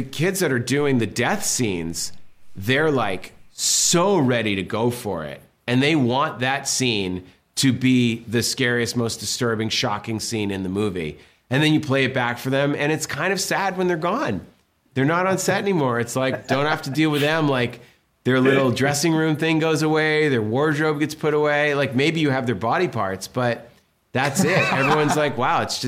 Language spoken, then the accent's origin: English; Massachusetts, United States; growing up in Massachusetts, like East Coast, punk rock